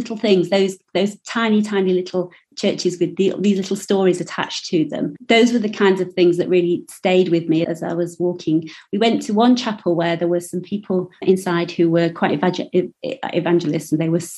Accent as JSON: {"language": "English", "region": "Yorkshire and the Humber", "country": "United Kingdom", "said": "I'm from Yorkshire"}